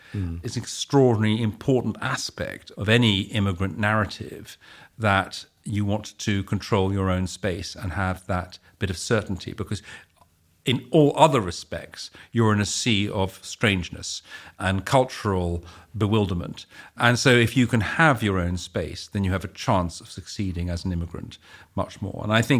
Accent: United Kingdom; My sister decided to stay in Holland, and she's very Dutch, I'm very British, apparently.

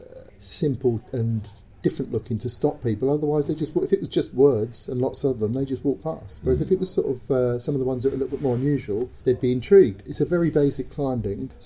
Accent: London, United Kingdom; I come from Shoreditch

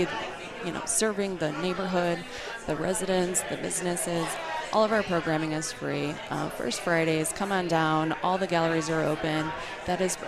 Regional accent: Chicago, Illinois, United States; now in Denver, United States; I'm originally from Chicago

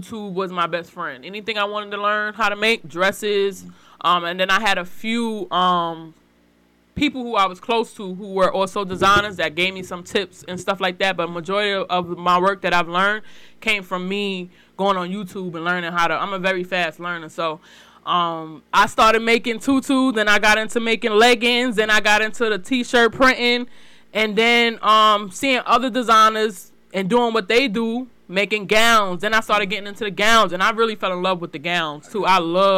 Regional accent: New York, United States; moved away as an adult; I just moved out here 3 years ago from New York. So yes, I'm from New York.

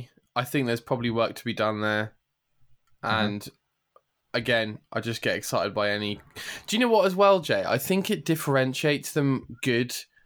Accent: Ireland; I'm from Ireland.

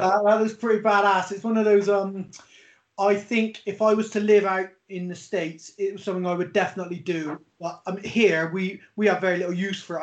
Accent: Bristol, South West England, United Kingdom; I'm from a place called Bristol in the UK

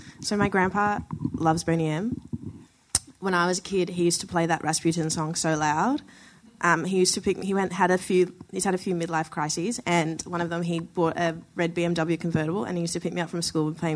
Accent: Brisbane, Queensland, Australia; I've been raised in Brisbane, which is like the whitest place ever

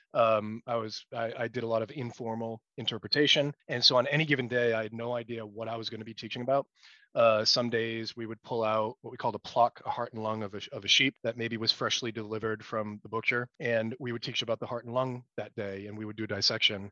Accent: United States; as an American scientist

